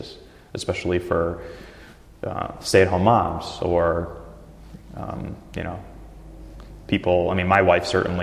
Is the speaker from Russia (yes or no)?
yes; Russia; now in Portland, United States; My background's Russian, my family's Russian, I was born in Russia, so I grew up with like ethnic European style foods and meat